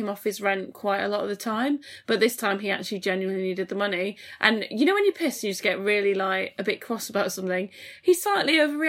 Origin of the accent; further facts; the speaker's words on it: West Riding of Yorkshire, Yorkshire and the Humber, United Kingdom; I still call where I'm from the West Riding.